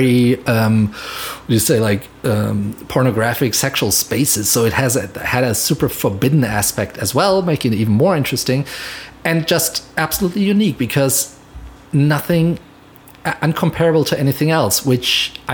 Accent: Mainz, Rhineland-Palatinate, Germany; moved away as an adult; now in Los Angeles, United States; And so I lived in Mainz still, in my hometown in Germany.

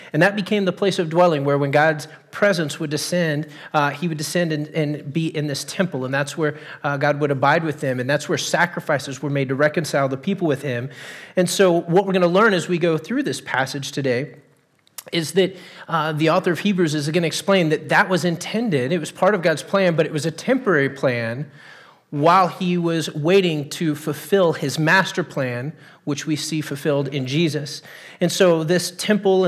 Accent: Texas, United States; moved away; I grew up in Texas. I was born and raised there

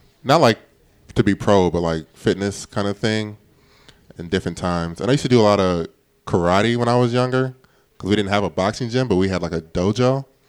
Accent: Indiana, United States; I'm from Indiana.

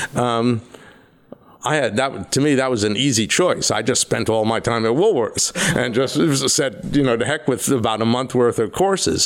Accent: Rye, New York, United States; as a kid, I grew up in Rye, New York

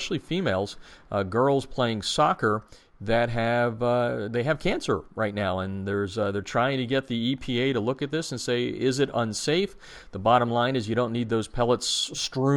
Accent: United States; moved away; my hometown in the Lehigh Valley

